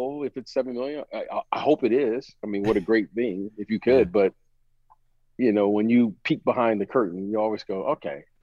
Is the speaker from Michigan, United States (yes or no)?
yes; Detroit, Michigan, United States; I'm from Detroit. That's Motown.